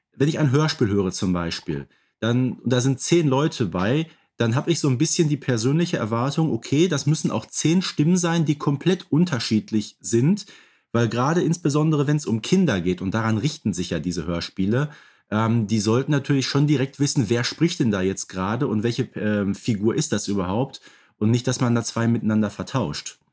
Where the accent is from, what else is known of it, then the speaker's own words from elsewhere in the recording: Ruhr area, North Rhine-Westphalia, Germany; ich, der aus dem Ruhrgebiet kommt